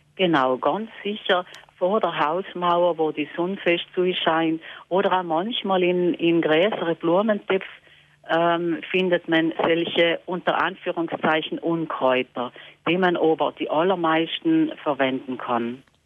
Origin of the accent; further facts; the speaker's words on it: Lana, Trentino-Alto Adige, Italy; bei uns in Lana